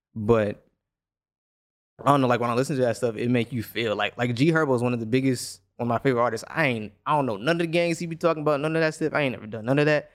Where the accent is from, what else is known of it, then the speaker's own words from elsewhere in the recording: United States; I'm Black American